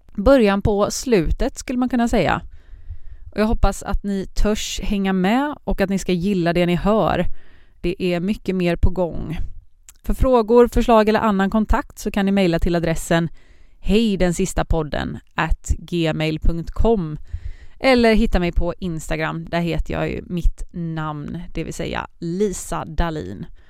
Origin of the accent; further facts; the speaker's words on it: Partille, Västra Götaland, Sweden; moved away as an adult; now in Malmö, Sweden; Jag är från centrala Göteborg, Partille heter det, eh, men bor just nu i Malmö